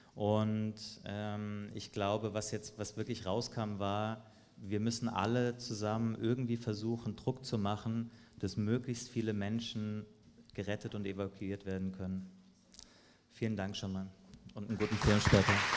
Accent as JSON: {"language": "German", "country": "Germany", "said": "Wir als Deutschland, als Deutsche"}